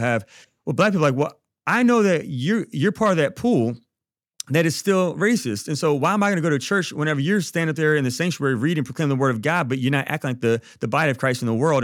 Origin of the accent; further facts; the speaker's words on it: Baton Rouge, Louisiana, United States; I'm from Baton Rouge